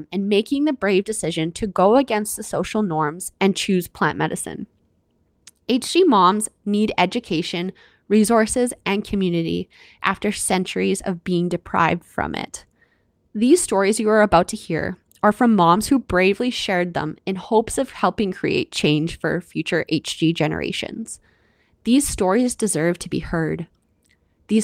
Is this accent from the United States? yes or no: no; Canada; I'm your Canadian host